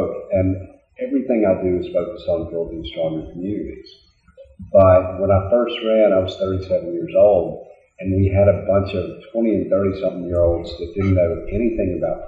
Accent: Augusta, Georgia, United States; also born or lived in Montreal, Canada; I was born in Montreal, Canada. I moved to Augusta when I was 4 years old.

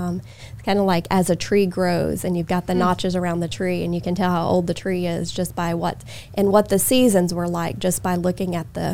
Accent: Oklahoma, United States; moved away as an adult; now in Augusta, United States; I grew up in Oklahoma.

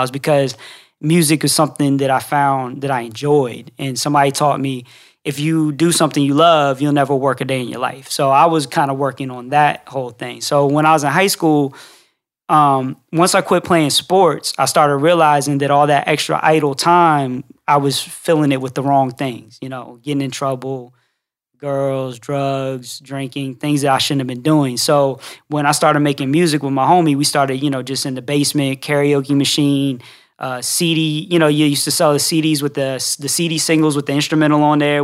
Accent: Reston, Virginia, United States; moved away as an adult; now in Atlanta, United States; I'm originally from Northern Virginia, like the rest in D C, uh, Reston is the town I'm from

